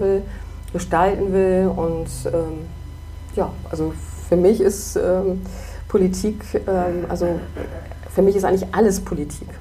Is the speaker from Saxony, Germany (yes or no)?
no; Bremen, Germany; ich bin überzeugte Blumenthalerin und Bremen-Norderin, aber ich bin eigentlich überzeugte Bremerin